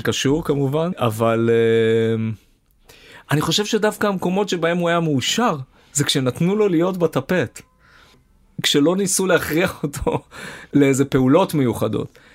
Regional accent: Herzliya, Tel Aviv District, Israel; moved away as an adult; אני גדלתי בהרצליה

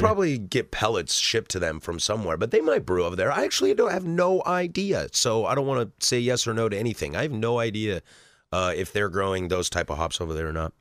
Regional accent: the Northwest, Pacific Northwest, United States; growing up in the Northwest

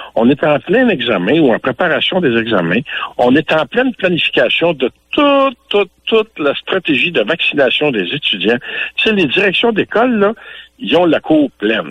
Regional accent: Louiseville, Quebec, Canada; chez nous à Louisville

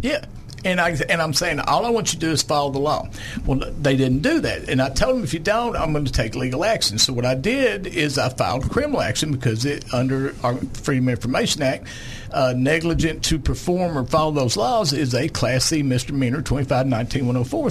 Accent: Lonoke County, Arkansas, United States; I was raised down in Lonoke County in the sixties and seventies on a farm

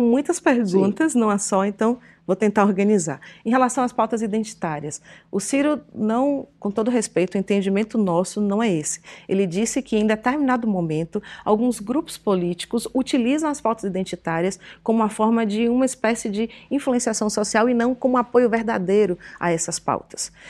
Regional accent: Ilhéus area, Bahia, Brazil; numa garagem em Ilhéus, que é já, já na minha terra

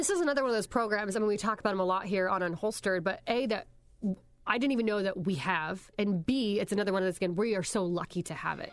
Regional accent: Pennsylvania, United States; moved away; also born or lived in Indiana / Ohio; I'm originally from Pennsylvania

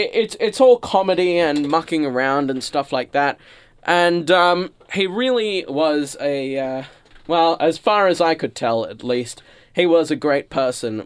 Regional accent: Australia; I'm an Australian who lives on a vegetable farm

